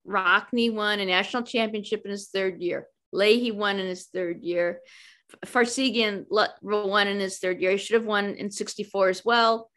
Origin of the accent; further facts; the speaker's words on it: Chicago, Illinois, United States; I grew up in Chicago